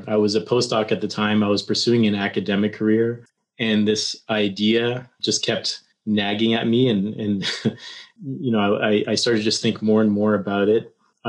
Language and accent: English; Toronto, Ontario, Canada; moved away as an adult; also born or lived in Waterloo, Canada / Stanford, United States; I hail from Canada, Toronto, Canada